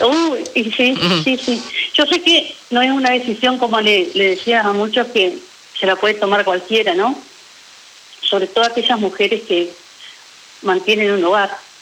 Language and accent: Spanish; Federación, Entre Ríos, Argentina; moved away as an adult; now in Paraná, Argentina; hace 11 años que vivo acá en Paraná porque soy oriunda de Federación Entre Ríos